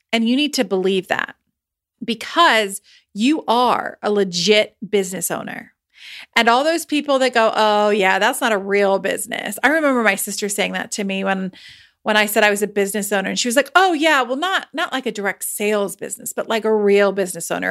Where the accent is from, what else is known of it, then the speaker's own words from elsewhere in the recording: United States; I'm American